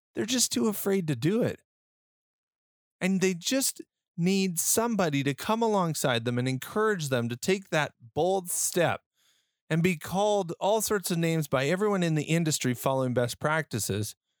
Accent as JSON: {"language": "English", "region": "Western Canada", "country": "Canada", "tie": "born or raised there"}